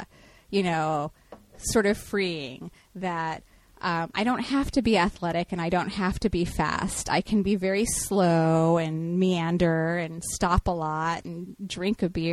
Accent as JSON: {"language": "English", "town": "Houston", "region": "Texas", "country": "United States", "tie": "born or raised there", "moved": "yes", "lives_now": "Portland, United States", "said": "growing up in Texas or whatever in the 90s"}